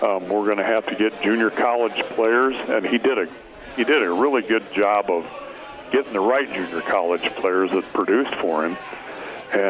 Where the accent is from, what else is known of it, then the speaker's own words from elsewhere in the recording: York, Nebraska, United States; also born or lived in Beatrice, Nebraska; I grew up in York, but Beatrice, that's where I was born